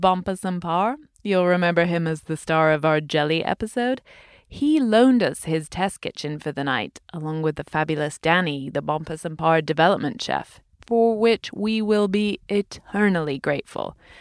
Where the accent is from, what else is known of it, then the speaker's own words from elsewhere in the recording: United Kingdom; I'm British